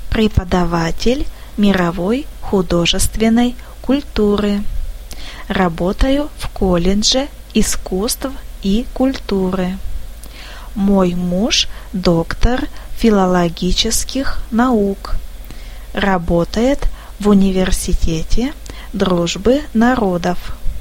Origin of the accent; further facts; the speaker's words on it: Moscow, Russia; Я из Москвы.